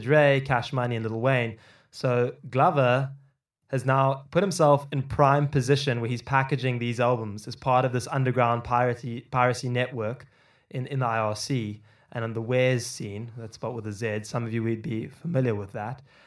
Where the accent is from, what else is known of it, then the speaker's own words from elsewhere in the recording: Cape Town, Western Cape, South Africa; I grew up in Cape Town in South Africa